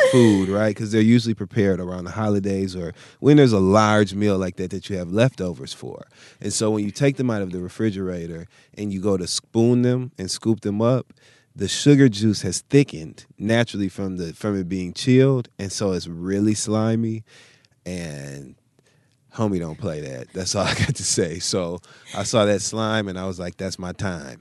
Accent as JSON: {"language": "English", "region": "Midwest", "country": "United States", "said": "I'm from the Midwest"}